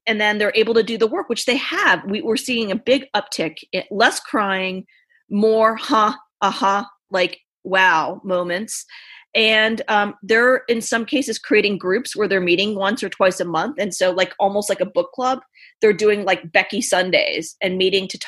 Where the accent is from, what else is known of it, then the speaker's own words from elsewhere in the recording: Richmond, Virginia, United States; I grew up in Richmond, Virginia, born and raised